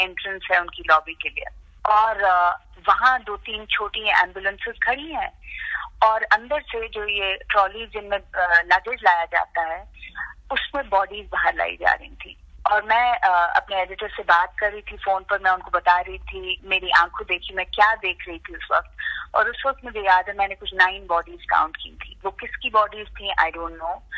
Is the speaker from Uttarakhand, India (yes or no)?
no; Jammu and Kashmir, India; now in Mumbai, India; मैं कश्मीर से हूँ I have lived in Kashmir through the violence through the years of terrorism